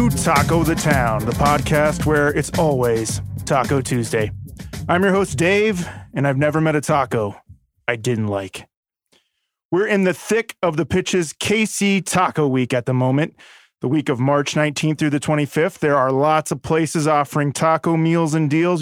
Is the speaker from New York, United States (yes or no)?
no; Stanley, Kansas, United States; It's my hometown. It's where I went to middle school, high school